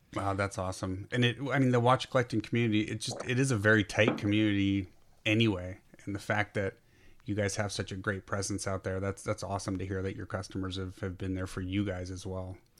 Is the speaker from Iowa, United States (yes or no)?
no; Burlingame, California, United States; I spent a lot of my childhood in downtown Burlingame